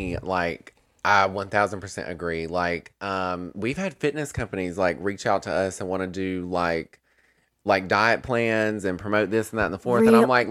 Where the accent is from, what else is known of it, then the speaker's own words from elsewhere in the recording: North Carolina, United States; We're from North Carolina, honey.